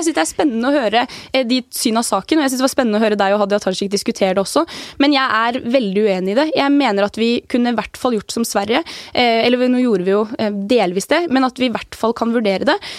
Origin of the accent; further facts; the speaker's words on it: Averøy, Møre og Romsdal, Norway; now in Oslo, Norway; på den eh, lille øya som jeg vokste opp på, på Avra, der var det 30 stykker av